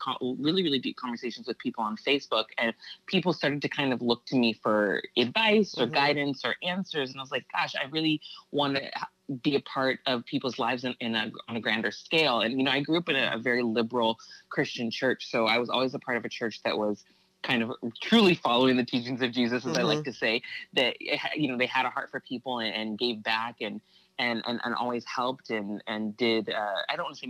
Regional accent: Santa Barbara, California, United States; now in Los Angeles, United States

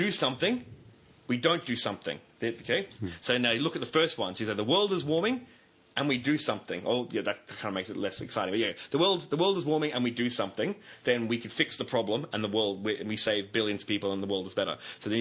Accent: Australia; as an Australian

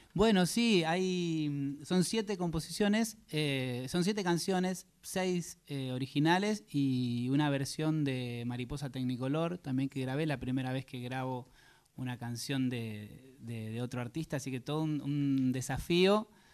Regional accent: Salto, Buenos Aires Province, Argentina; moved away as an adult; now in Dublin, Ireland; Yo soy de Salto, provincia de Buenos Aires

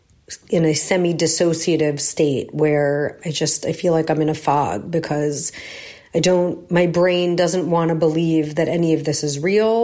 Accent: United States; now in Israel; I'm an American with American sensibilities.

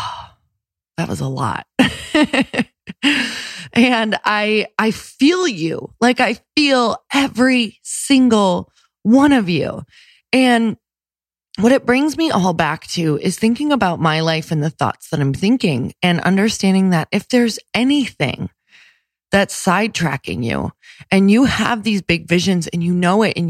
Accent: Midwest, United States; I'm from the Midwest

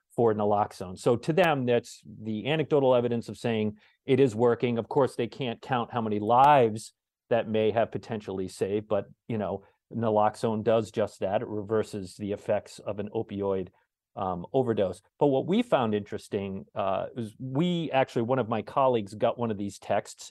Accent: Cape Cod, Massachusetts, United States; now in Rhode Island, United States; I grew up on the Cape. Uh, I live in Rhode Island now

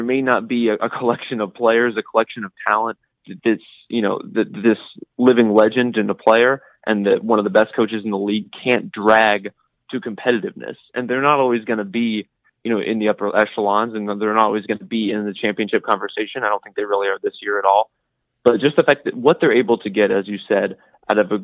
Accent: Dallas, Texas, United States; I grew up in the Dallas area watching the Mavericks and watching Dirk

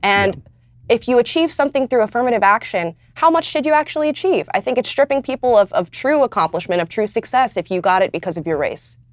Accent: Florida, United States; moved away as an adult; now in Los Angeles, United States; I'm from Florida

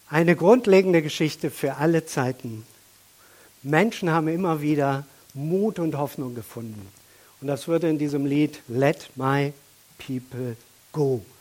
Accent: Germany; auch wir als Deutsche

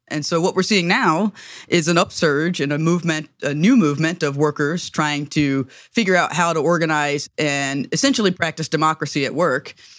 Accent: the South, United States; as a Southerner and as a Black person

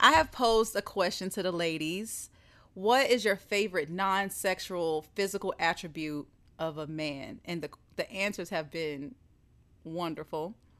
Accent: the South, United States; I'm from the South

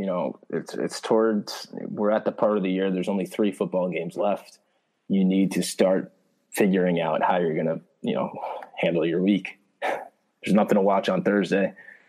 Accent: East Coast, United States; I never would have known this growing up on the East Coast.

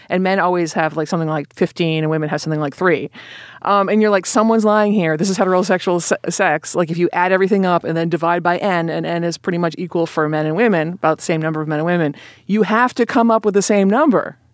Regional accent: Boston, Massachusetts, United States; moved away as an adult; also born or lived in California; now in New York, United States; I live in New York and I grew up in Boston and I went to school in California

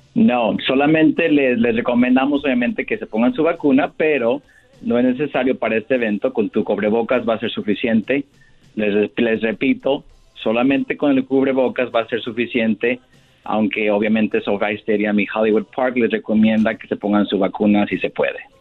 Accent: Francisco Sarabia, Michoacán, Mexico; now in Los Angeles, United States; como somos los dos de Michoacán

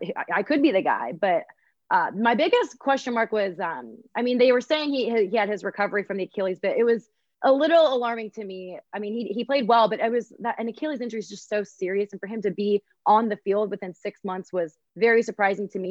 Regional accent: Columbus, Ohio, United States; I grew up in Columbus

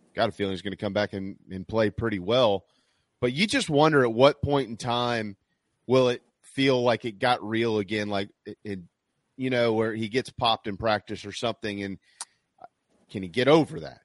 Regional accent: South Carolina, United States; South Carolina is beautiful because it's my home state

